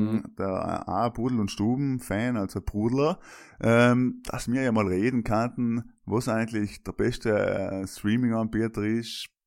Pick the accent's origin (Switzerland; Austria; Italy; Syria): Italy; South Tyrol, Trentino-Alto Adige; Ja, das sind wir Südtiroler.